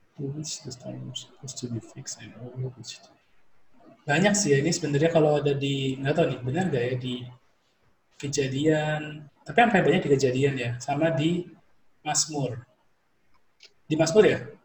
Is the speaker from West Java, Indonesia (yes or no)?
no; Surabaya, East Java, Indonesia; accent: medok; kita orang Surabaya mendok-mendok dikit lah